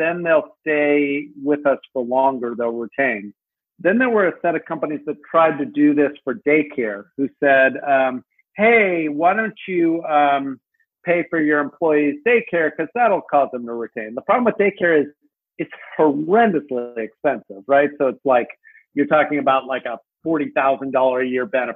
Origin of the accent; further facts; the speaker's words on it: United States; as an American